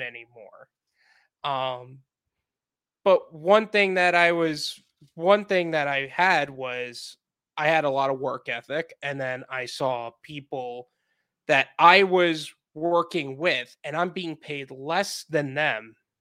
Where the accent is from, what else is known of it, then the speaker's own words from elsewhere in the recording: Long Island, New York, United States; moved away as an adult; now in Fort Lauderdale, United States; Long Island